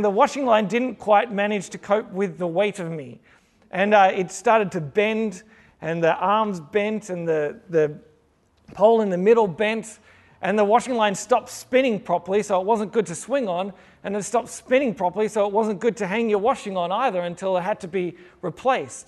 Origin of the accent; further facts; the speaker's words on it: Sydney, New South Wales, Australia; now in Melbourne, Australia; I am originally from Sydney